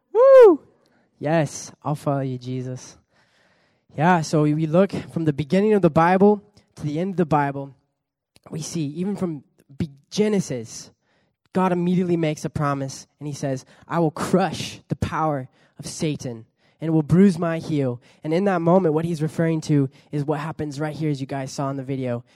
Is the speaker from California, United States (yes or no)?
yes; California, United States; also born or lived in Pichilemu, Chile; I was born in California, grew up there